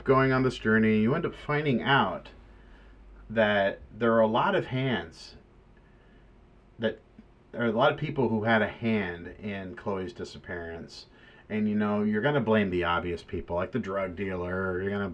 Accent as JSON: {"language": "English", "town": "Cornelius", "region": "Oregon", "country": "United States", "tie": "born or raised there", "said": "I live in a town, or I grew up in a town in Oregon called Cornelius"}